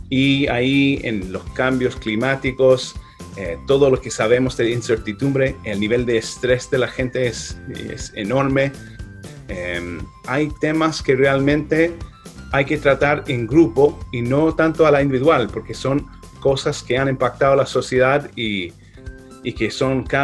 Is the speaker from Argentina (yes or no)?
no; Ireland; Spanish is a second language; now in United States; Yo nací en Irlanda, eh, trabajé ahí eh, como niño irlandés hasta que el momento llegó a mudarme a Estados Unidos eh, con mi familia.